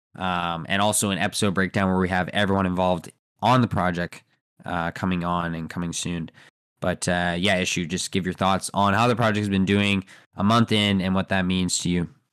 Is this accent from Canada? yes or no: yes; Canada; I'm from Canada